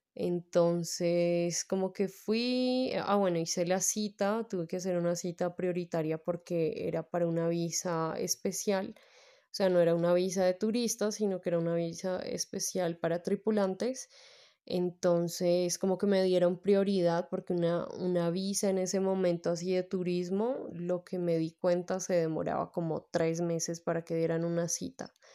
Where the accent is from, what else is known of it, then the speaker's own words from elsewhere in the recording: Bogotá, Colombia; yo soy de Bogotá, Colombia